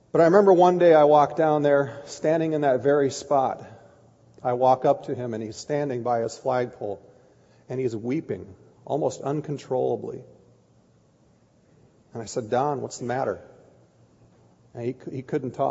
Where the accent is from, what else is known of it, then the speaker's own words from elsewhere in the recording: Kiester, Minnesota, United States; I grew up in Keister, Minnesota